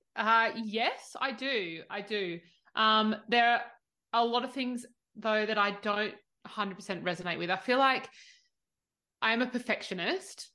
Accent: Australia; I'm the Aussie

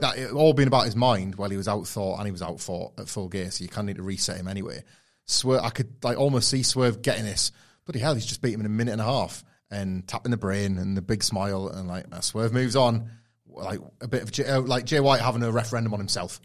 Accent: United Kingdom; we're Brits

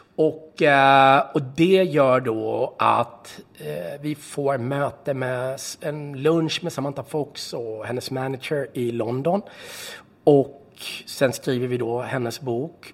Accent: Varberg, Halland County, Sweden; så växte jag upp i Varberg

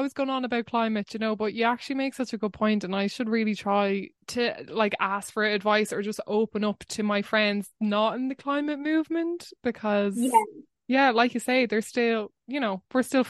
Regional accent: Wexford, Leinster, Ireland; I grew up in Wexford, but I was very close to this place called Greig na Mana

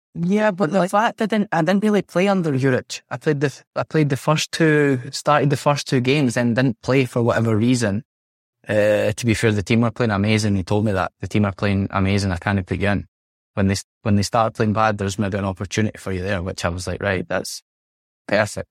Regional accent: Scotland, United Kingdom; moved away as an adult; now in Italy; being a Scot Scots person

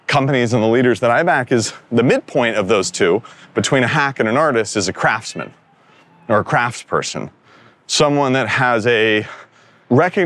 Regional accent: Northern California, United States; I grew up in Northern California

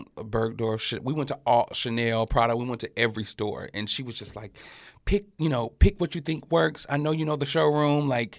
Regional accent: the South, United States; I come from the South. The winter in up north is totally different.

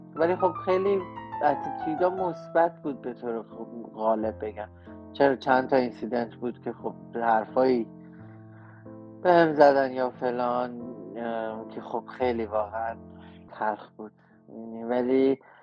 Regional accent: Tehran, Tehran Province, Iran; moved away as an adult; also born or lived in Chicago, United States / Los Angeles, United States; now in United States; من تو جنوب شهر بزرگ شدم تو یافتاباد

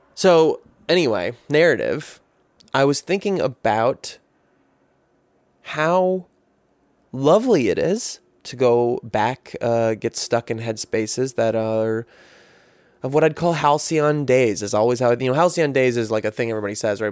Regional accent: United States; a guy growing up in America

